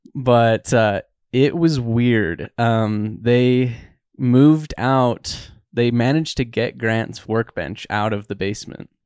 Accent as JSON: {"language": "English", "region": "Utah", "country": "United States", "tie": "born or raised there", "said": "I grew up in Utah"}